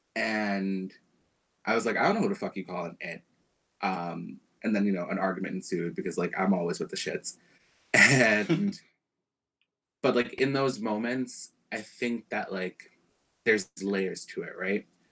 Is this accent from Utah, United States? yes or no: no; New York City, New York, United States; I grew up in Bed-Stuy